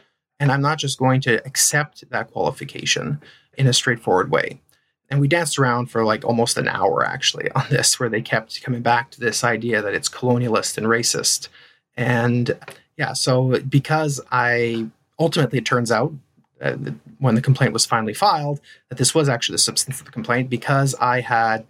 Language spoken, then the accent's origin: English; Ontario, Canada; first language French; English is a second language; I grew up in Ontario, actually, so I'm a Franco-Ontarian.